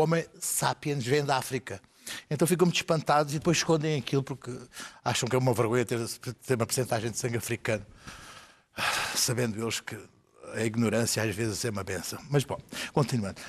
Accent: Portugal

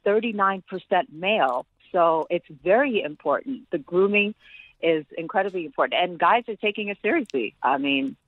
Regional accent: Ethiopia; moved away; also born or lived in New York, United States / South Africa; I was born and raised in Ethiopia

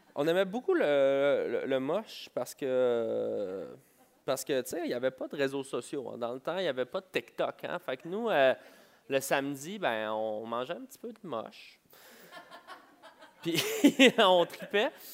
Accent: Montreal, Quebec, Canada; je viens de Montréal

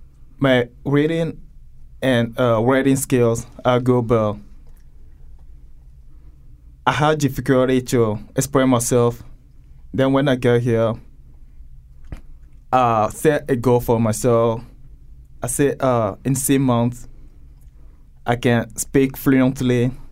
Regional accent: Togo; English is a second language; moved away as an adult; now in Connecticut, United States; I came from Togo, country in West Africa. I got here almost 2 years. I won a GVS3 lottery visa.

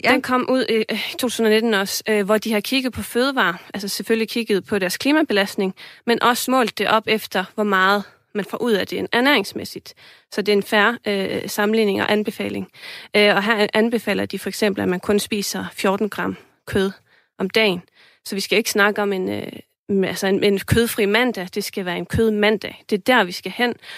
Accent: Iceland; now in Denmark; jeg kommer fra Island

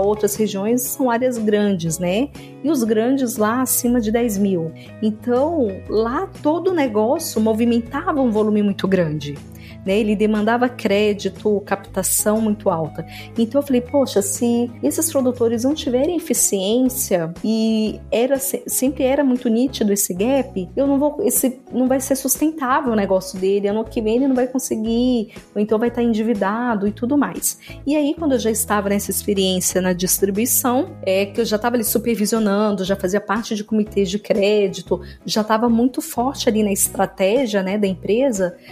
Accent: Balsas, Maranhão, Brazil; sou natural de Balsas, no estado do Maranhão

